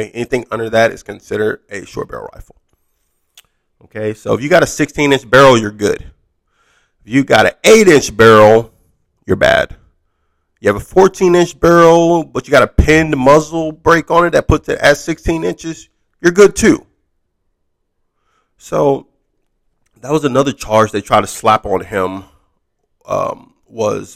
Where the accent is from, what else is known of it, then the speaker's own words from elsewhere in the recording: Wisconsin, United States; I'm from Wisconsin